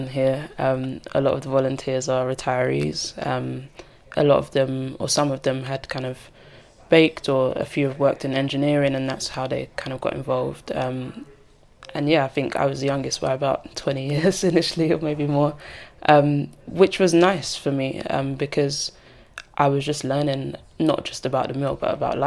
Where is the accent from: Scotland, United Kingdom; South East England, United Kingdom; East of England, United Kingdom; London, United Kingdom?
London, United Kingdom; I grew up in Walthamstow.